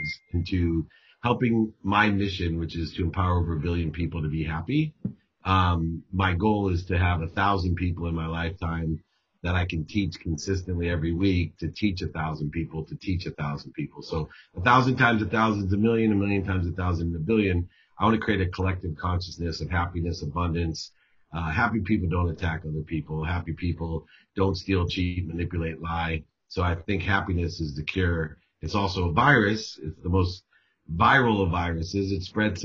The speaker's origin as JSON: {"language": "English", "town": "Akron", "region": "Ohio", "country": "United States", "tie": "born or raised there", "also_born_or_lived": "San Diego", "moved": "yes", "said": "my family was very religious growing up. We lived in Fairlawn, which was a Jewish part of Akron, Ohio"}